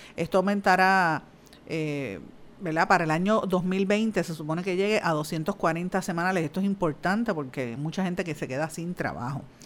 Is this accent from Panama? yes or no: no; Guaynabo, Puerto Rico; soy de Guainabo, natural de, Guainabo